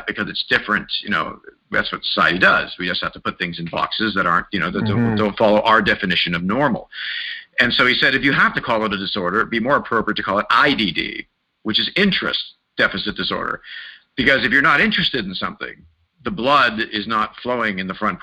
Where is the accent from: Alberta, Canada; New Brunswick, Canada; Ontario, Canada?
Ontario, Canada; Mississauga; also born or lived in Wimbledon, London; I ended up growing up in Mississauga, just outside of Toronto